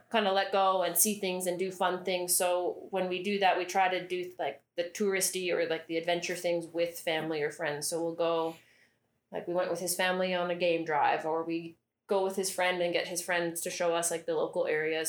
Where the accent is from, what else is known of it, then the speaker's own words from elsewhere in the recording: Canada; now in Indonesia; I'm Canadian